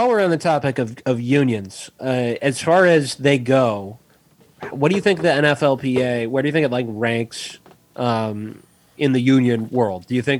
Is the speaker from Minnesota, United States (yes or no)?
yes; Minnesota, United States; as a Minnesotan